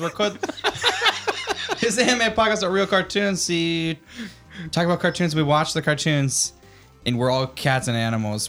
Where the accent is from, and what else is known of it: United States; moved away as an adult; now in Taipei, Taiwan